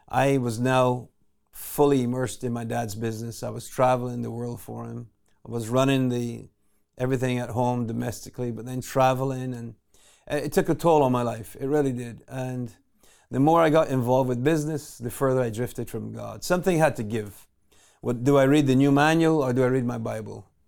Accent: Barbados; I was born in Barbados

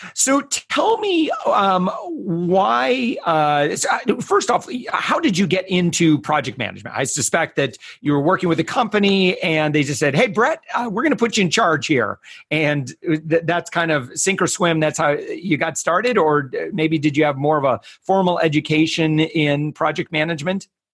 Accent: Orlando, Florida, United States; my hometown

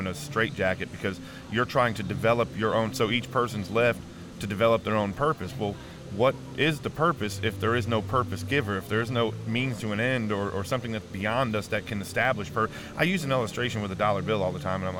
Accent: New Milford, Connecticut, United States; That's New Milford, Connecticut. That's where I grew up

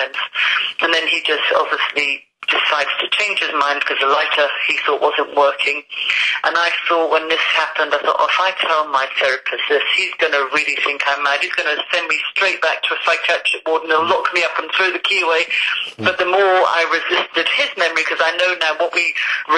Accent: London, United Kingdom; now in Scotland, United Kingdom; I am a Londoner who loves the sunshine. I don't know why I live in Scotland

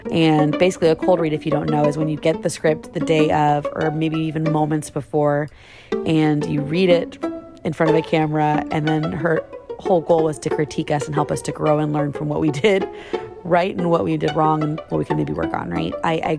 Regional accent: Orlando, Florida, United States; now in Atlanta, United States; I just moved from my hometown, Orlando, Florida, to Atlanta, Georgia, in the hopes of pursuing a successful acting career for television and film.

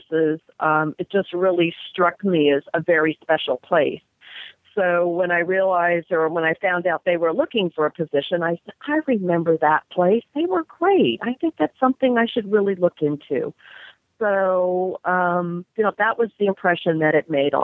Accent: Lake Charles, Louisiana, United States; also born or lived in New Jersey; now in Ohio, United States; originally, long, long time ago, Lake Charles, Louisiana

